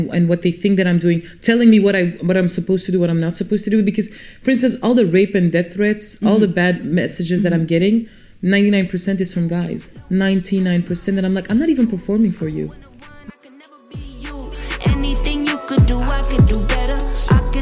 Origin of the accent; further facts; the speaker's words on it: Vilvoorde, Flanders, Belgium; also born or lived in Brussels; I was born in Brussels, and at the age of 5-6, I moved to the Vilvoorde, which is a city in Flanders, really close to Brussels, and I still live there now. And yeah, I grew up there, went to school there